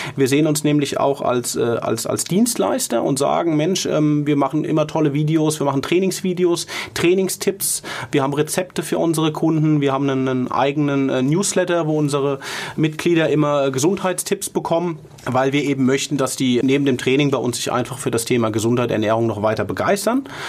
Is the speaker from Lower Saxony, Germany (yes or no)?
no; Mainz, Rhineland-Palatinate, Germany; als Mainzer